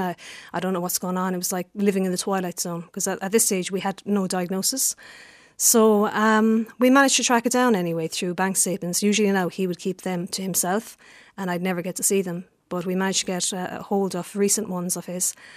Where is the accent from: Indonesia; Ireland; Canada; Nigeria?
Ireland; Lisnagry, Munster; I grew up in Lister Gry